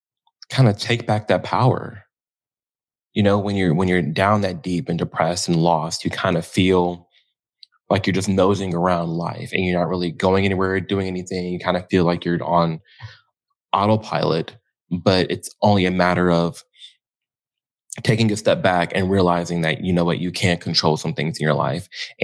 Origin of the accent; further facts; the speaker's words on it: Illinois, United States; Outside of Chicago, in the suburbs.